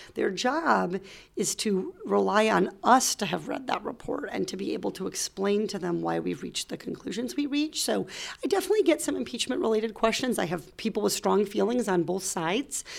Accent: Iowa, United States; moved away as an adult; also born or lived in Arkansas / Orange County, California; now in California, United States; I grew up in Iowa

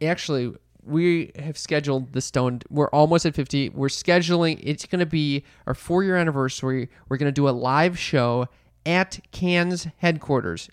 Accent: Midwest, United States; we're from the Midwest

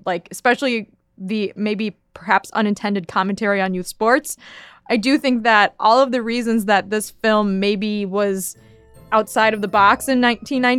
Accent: Chicago, Illinois, United States; accent: Chicago Midwestern

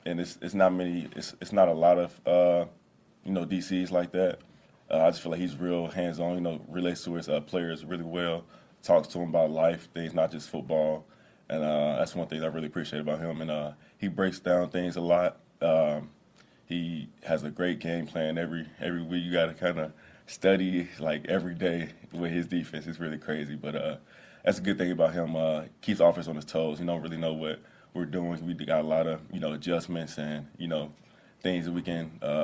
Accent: Cincinnati, Ohio, United States; I'm from Cincinnati

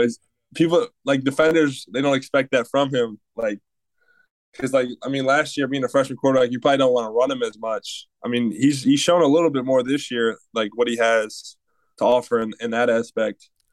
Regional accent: Michigan, United States; moved away; I'm from Michigan

